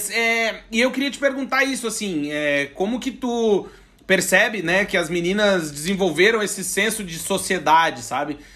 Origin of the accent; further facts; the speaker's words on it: Brazil; moved away as an adult; now in Portugal; eu, como um bom brasileiro